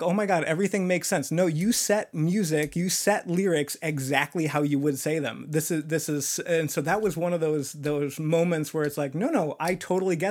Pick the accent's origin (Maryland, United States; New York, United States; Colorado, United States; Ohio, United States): New York, United States; I'm a New Yorker